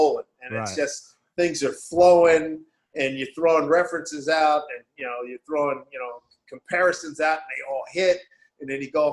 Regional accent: Philadelphia, Pennsylvania, United States; moved away as an adult; also born or lived in New York; now in Seattle, United States; I'm from Philly

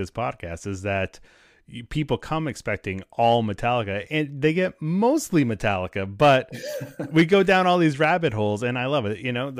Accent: within 45 minutes of Boston, New England, United States; also born or lived in New Hampshire; now in Connecticut, United States; So I grew up in New England, like Massachusetts, New Hampshire.

